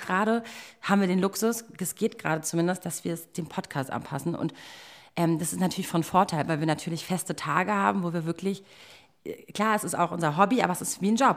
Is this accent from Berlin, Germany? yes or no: yes; Berlin, Germany; ich bin echt gebürtige Berlinerin.